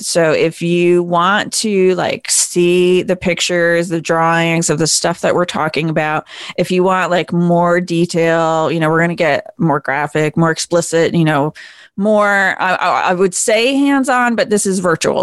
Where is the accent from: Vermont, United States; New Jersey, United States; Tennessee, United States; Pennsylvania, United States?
Vermont, United States; I grew up in Vermont